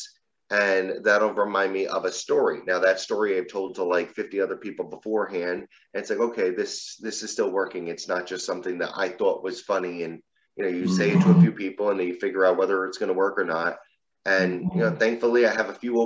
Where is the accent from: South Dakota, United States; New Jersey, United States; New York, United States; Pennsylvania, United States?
New Jersey, United States; I live in New Jersey. I've lived here just about my entire life